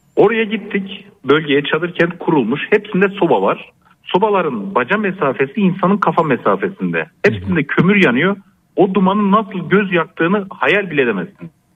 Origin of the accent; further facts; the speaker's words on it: Gaziantep, Turkey; also born or lived in Kahramanmaraş; now in Ankara, Turkey; Memleketim Gaziantep.